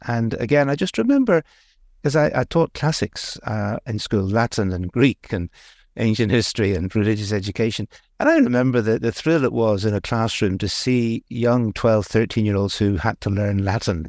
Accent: Belfast, Northern Ireland, United Kingdom; accent: Northern Irish; moved away; also born or lived in India; the bit of the accent comes from Northern Ireland. I grew up in Belfast, a Belfast boy, really

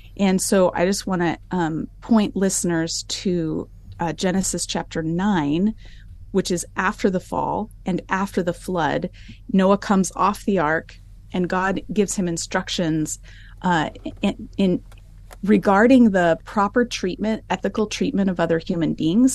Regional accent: United States; moved away as an adult; now in Alberta, Canada; I grew up in the United States in a Christian home

